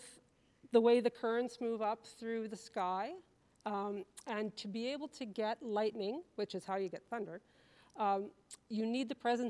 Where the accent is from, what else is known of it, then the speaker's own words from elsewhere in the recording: Regina, Saskatchewan, Canada; growing up in Regina